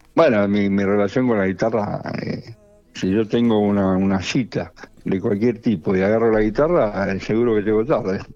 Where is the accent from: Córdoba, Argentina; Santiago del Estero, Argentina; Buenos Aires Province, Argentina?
Buenos Aires Province, Argentina; Monte Grande; de donde yo vengo, en Monte Grande, se escuchaba todo tipo de música